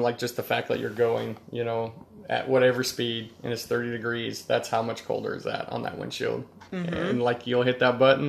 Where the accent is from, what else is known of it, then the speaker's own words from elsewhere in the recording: Wyoming, United States; Because they find out I'm from Wyoming